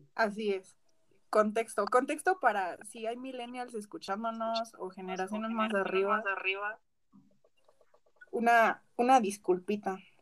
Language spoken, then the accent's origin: Spanish; Mexico; como mexicana